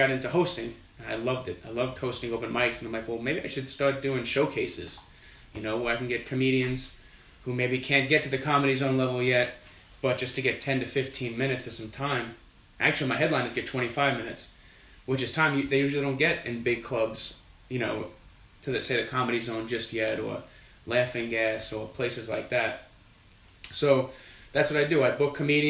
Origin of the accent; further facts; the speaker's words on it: New York City, New York, United States; moved away as an adult; I'm originally from Flushing, Queens, which is one of the boroughs that makes up New York City. Lived there for 18 years and then moved down here